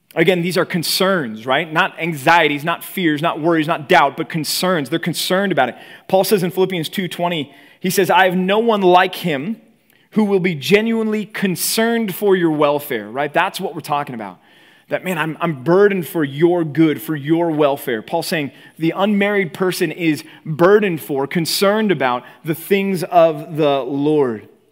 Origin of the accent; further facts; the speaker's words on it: Texas, United States; moved away as an adult; also born or lived in Philadelphia; now in California, United States; growing up in Texas